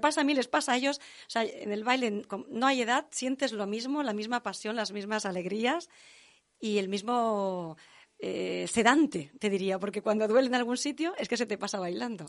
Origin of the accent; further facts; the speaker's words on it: Tarragona, Catalonia, Spain; En Tarragona, que mis orígenes son de Tarragona